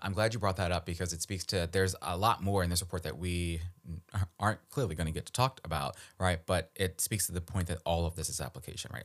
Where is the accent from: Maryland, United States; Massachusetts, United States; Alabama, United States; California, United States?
Maryland, United States; Baltimore; moved away; I grew up in Baltimore